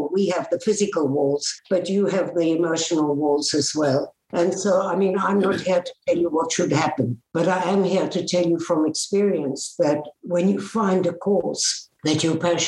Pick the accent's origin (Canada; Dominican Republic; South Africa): South Africa; moved away; I grew up in South Africa. I was born there.